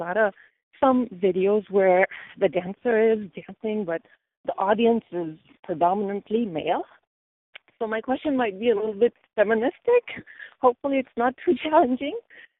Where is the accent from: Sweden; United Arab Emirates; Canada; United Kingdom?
United Arab Emirates; Dubai; now in San Luis Obispo, United States; Dubai, which is where I was born and raised